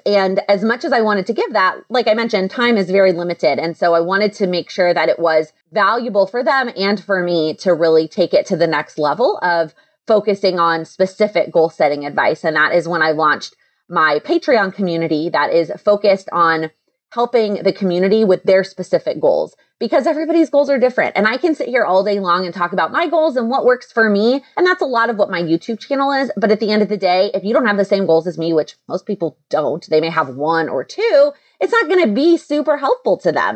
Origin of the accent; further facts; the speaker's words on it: Texas, United States; moved away; I'm originally from Texas